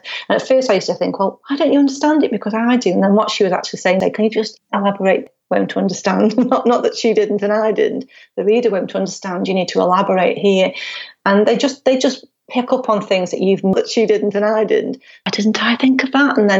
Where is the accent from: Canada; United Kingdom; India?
United Kingdom; Stoke-on-Trent, West Midlands; it's my hometown